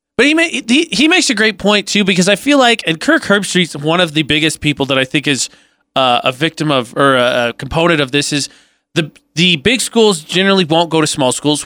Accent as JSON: {"language": "English", "region": "Indiana", "country": "United States", "said": "I'm from Indiana, right? I'm, I'm from the, the land of Notre Dame"}